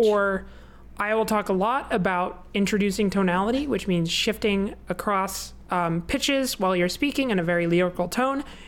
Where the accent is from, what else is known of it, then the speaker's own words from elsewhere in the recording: United States; we're American